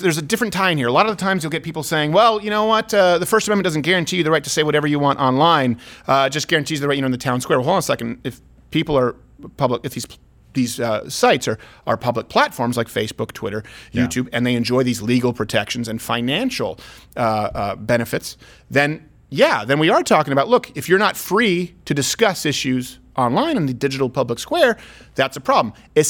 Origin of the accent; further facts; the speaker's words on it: Canada; as a Canadian